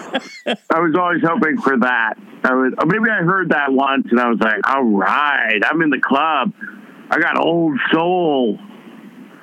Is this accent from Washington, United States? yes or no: no; New York City, New York, United States; I was from the West Side